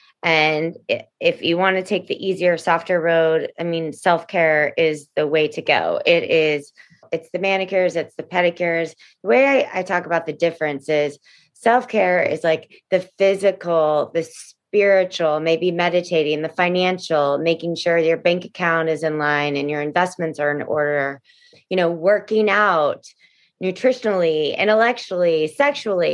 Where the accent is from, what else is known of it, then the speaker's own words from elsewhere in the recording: Houston, Texas, United States; also born or lived in New York; now in Los Angeles, United States; really my heart is Texan and I grew up in Houston, Texas